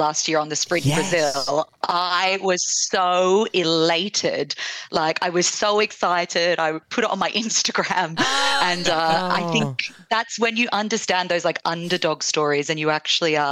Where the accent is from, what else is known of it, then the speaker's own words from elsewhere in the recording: Perth, Western Australia, Australia; now in London, United Kingdom; I grew up in Perth, but I'm now based in London